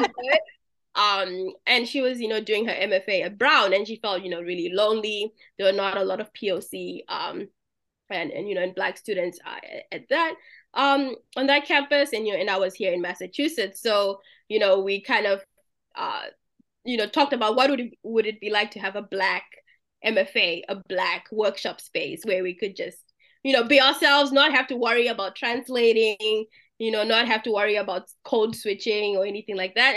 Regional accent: Zimbabwe; moved away; I'm from Zimbabwe, so our version of Kool-Aid is Jolly Juice

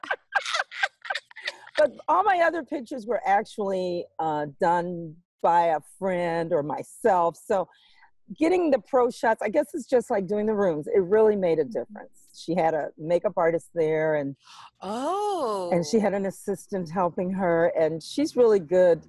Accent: Ohio, United States; also born or lived in Georgia, United States; now in Southern California, United States; I was born in Georgia, reared in Ohio, but now I'm in Southern California. So I'm your Southern gal from in the SoCal

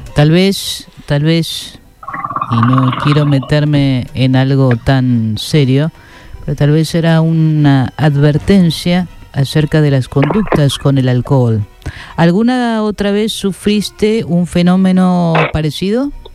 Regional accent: United States; soy eh, estadounidense

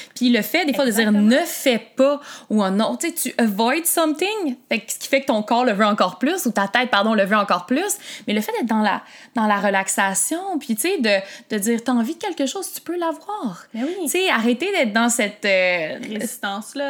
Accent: Quebec, Canada; also born or lived in Montreal; je suis une Québécoise, puis je suis née au Québec

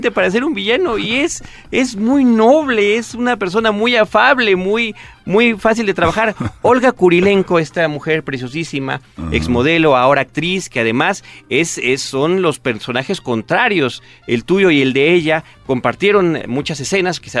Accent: Mexico; inmediatamente uno como mexicano pregunta por cómo le fue a toda esta gente con los mexicanos

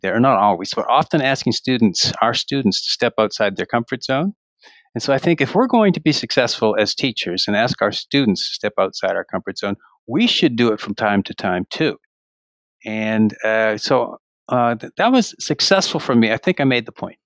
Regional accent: Canada; moved away as an adult; now in Ashland, United States; I'm from Canada. I did most of my public school teaching up in Canada

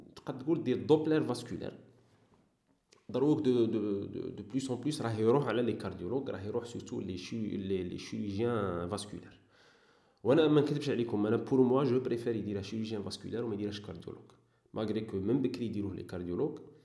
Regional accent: Saïda, Saïda Province, Algeria; moved away as an adult; also born or lived in Sidi Bel Abbès / Oran; زايد وكامر في سعيده صح درت كاع الكارير تاعي تاع البريمير وموين وسكوندير في في سعيده

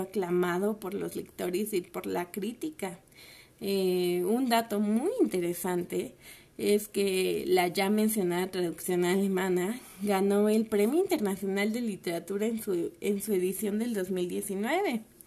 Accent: Mexico; en un país como el nuestro

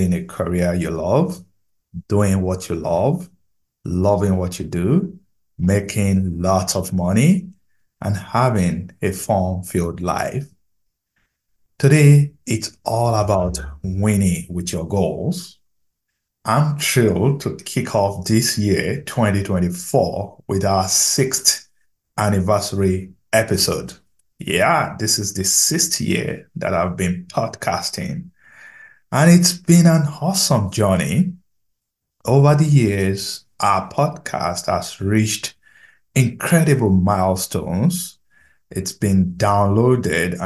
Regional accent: Nigeria; I'm a Nigerian

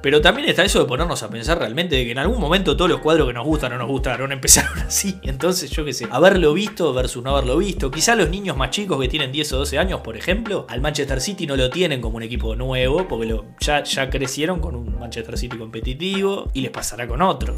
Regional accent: Uruguay; el uruguayo que somos, somos españoles, pero también somos tanos

